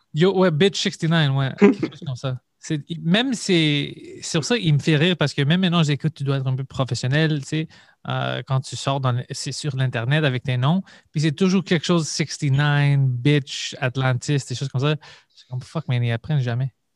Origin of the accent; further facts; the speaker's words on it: Montreal, Quebec, Canada; je viens de Parkex